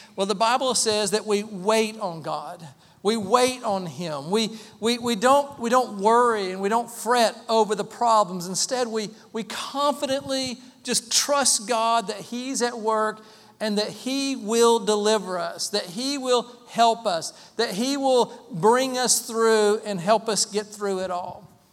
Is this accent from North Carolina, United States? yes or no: yes; Waynesville, North Carolina, United States; moved away; We grew up in Waynesville, small town, Waynesville, small county, Haywood County.